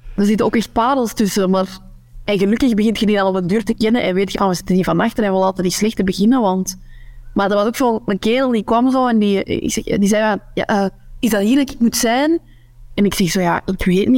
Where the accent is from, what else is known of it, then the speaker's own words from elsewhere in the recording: Noorderkempen, Flanders, Belgium; accent: Kempisch; moved away as an adult; now in West Flanders, Belgium; Ik, ik spreek mijn Kempisch accent. Ehm, maar de Kempen, de Noorderkempen, ligt in de provincie, provincie Antwerpen